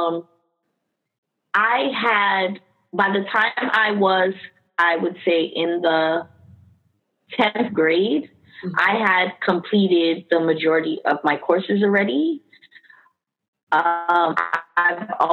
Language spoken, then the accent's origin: English; Miami, Florida, United States; born or raised there; also born or lived in Queens, New York